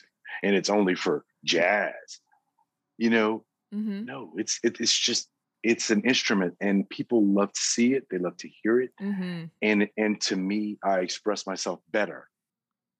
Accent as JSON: {"language": "English", "town": "Lafayette", "region": "Louisiana", "country": "United States", "moved": "yes", "lives_now": "Thibodaux, United States", "said": "I was from Lafayette"}